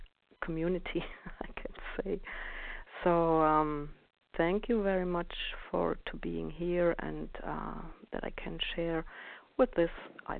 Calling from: Germany; I'm calling from Germany.

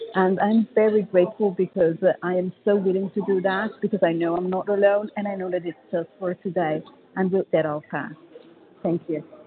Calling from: Paris, Île-de-France, France; I'm calling from Paris, France

